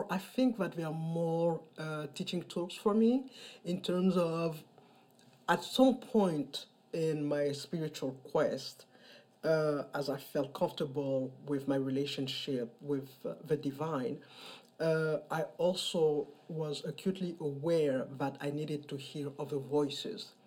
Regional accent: Mali; moved away as an adult; now in New York City, United States; I am originally from Mali. I am 57 years old. Uh, I've been living in New York City for the past 25 years.

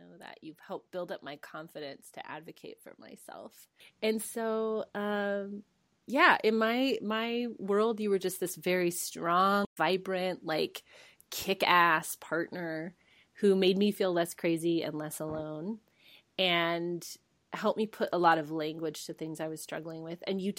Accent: United States; Like, I don't speak Spanish as fluently. You know, I'm American. You know, I'm gringa.

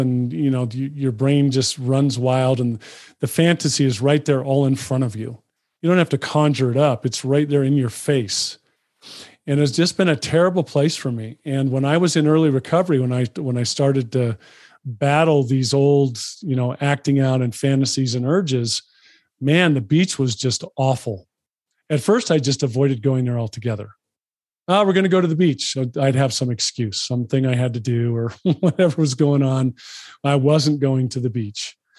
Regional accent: Los Angeles, California, United States; So I grew up in Los Angeles, spent a lot of time at the beach as a kid.

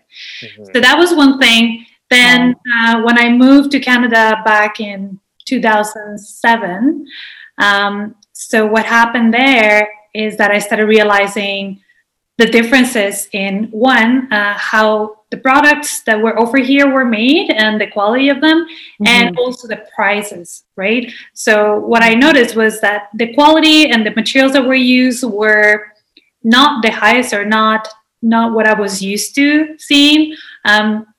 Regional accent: Mexico City, Mexico; moved away; I'm originally from Mexico City. Yes. I grew up in one of the largest cities in the world

